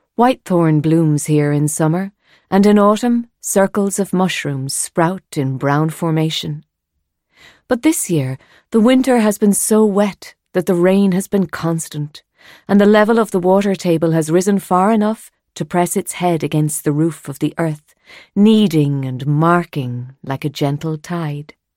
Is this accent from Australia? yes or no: no; Ireland